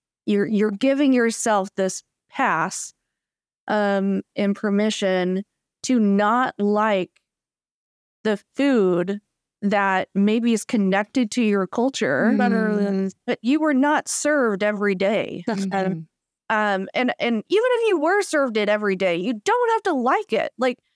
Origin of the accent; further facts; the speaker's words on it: Kentucky, United States; I really don't like seafood, but that's also because I grew up in Kentucky.